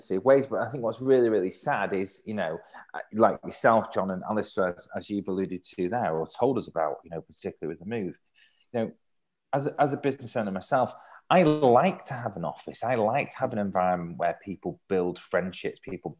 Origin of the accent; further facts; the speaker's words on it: Manchester, North West England, United Kingdom; I'm born and brought up in Manchester